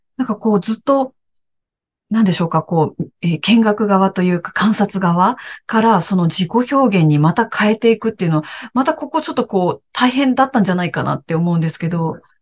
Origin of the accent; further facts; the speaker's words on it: Aichi, Japan; moved away as an adult; also born or lived in Morioka, Iwate / Tokyo; 私は愛知県出身で、今もですね、名古屋に住んでいます。